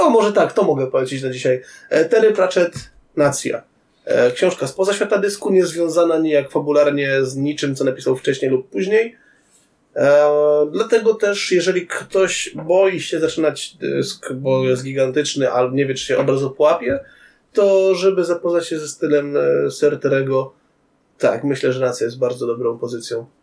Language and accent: Polish; Tarnobrzeg, Subcarpathian Voivodeship, Poland; moved away; pojechałem do rodzinnego Tarnobrzega